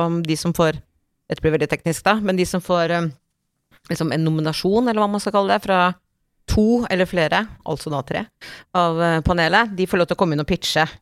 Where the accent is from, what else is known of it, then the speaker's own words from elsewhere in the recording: Tingvoll, Møre og Romsdal, Norway; på kroa på Tingvolla, der jeg vokste opp, mm. på Møre